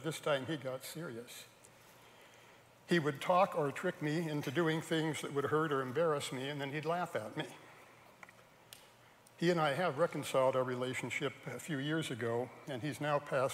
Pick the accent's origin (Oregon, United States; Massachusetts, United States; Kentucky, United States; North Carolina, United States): Oregon, United States; Salem; also born or lived in Portland, Oregon; I was born in Portland, Oregon, at the end of World War II. That was 78 years ago. I grew up in Salem, Oregon.